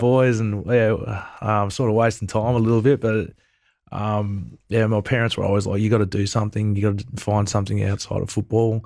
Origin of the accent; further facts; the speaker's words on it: Wangaratta, Victoria, Australia; also born or lived in Melbourne / Fiji; I grew up in Wangaratta.